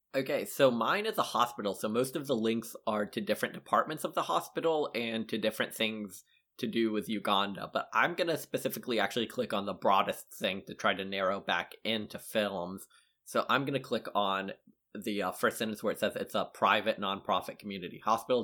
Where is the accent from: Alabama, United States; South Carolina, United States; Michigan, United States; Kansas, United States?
South Carolina, United States; Lexington; born or raised there